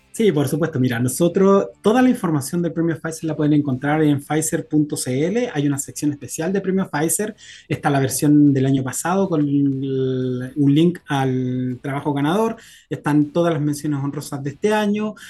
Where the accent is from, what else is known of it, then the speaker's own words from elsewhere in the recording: Copiapó, Atacama, Chile; yo soy de región, yo soy de Copiapó